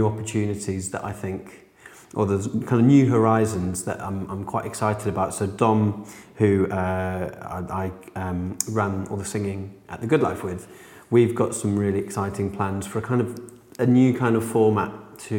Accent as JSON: {"language": "English", "region": "Yorkshire and the Humber", "country": "United Kingdom", "tie": "born or raised there", "said": "I was born and brought up in Yorkshire"}